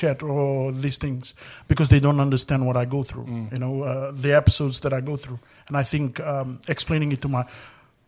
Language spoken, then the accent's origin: English; Fiji; I'm from Fiji